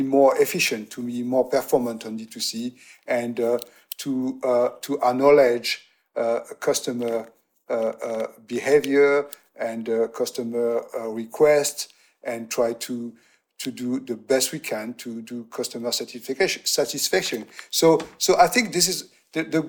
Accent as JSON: {"language": "English", "town": "Aix-en-Provence", "region": "Provence-Alpes-Côte d'Azur", "country": "France", "tie": "born or raised there", "also_born_or_lived": "New York", "moved": "yes", "said": "we bought a house in my hometown in Aix-en-Provence"}